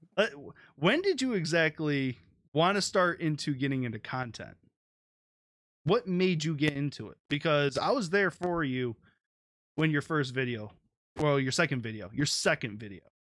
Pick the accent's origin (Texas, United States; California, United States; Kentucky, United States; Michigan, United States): Michigan, United States; Detroit; I'm from Detroit.